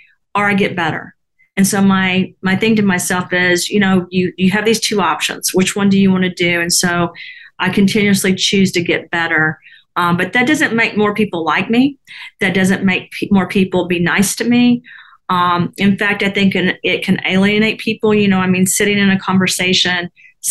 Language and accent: English; the South, United States; I was from the South